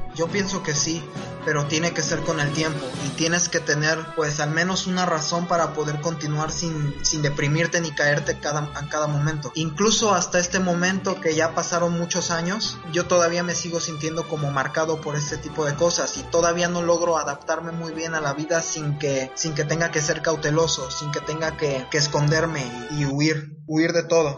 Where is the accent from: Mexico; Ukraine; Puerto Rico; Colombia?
Mexico; Veracruz; soy de Veracruz